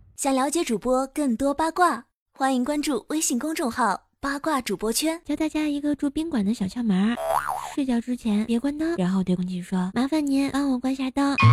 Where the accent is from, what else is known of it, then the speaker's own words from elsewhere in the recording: China; 作为一个中国人